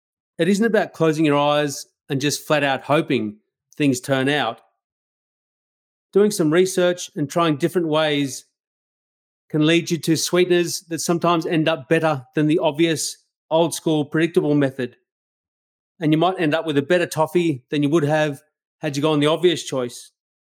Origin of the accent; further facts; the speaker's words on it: Australia; I love being an Australian, so I'd like to acknowledge those who came before us, those we share the land with today, and those who follow us. As a white Australian, I'm flat out embarrassed at some of the things that have happened in this country in the past.